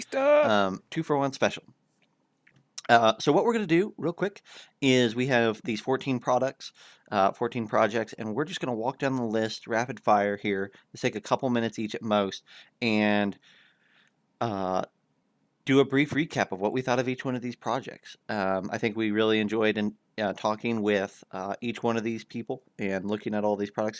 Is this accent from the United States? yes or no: yes; Kansas, United States; my home state of Kansas